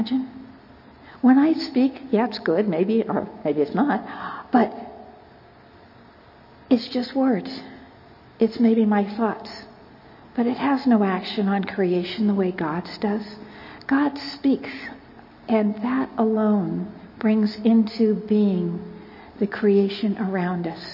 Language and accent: English; California, United States; I'm from California